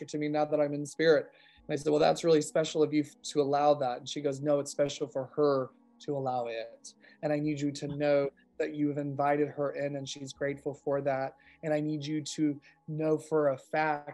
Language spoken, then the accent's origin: English; Modesto, California, United States; I'm from California